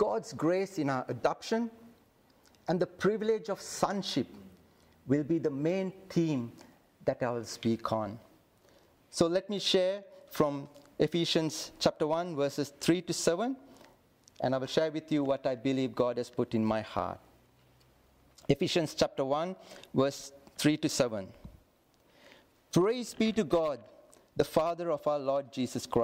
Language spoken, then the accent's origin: English; Sri Lanka; I come from Sri Lanka